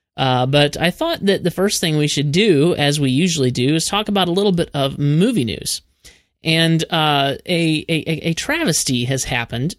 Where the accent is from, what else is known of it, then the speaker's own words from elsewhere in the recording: Peoria, Illinois, United States; now in Nashville, United States; I still consider myself a Midwesterner because I'm from originally Peoria, Illinois